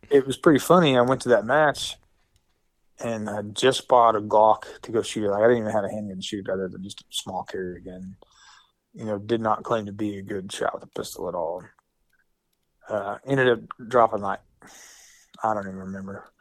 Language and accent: English; Hammond, Oklahoma, United States; I'm from Hammond, Oklahoma, which is this very small town, far western Oklahoma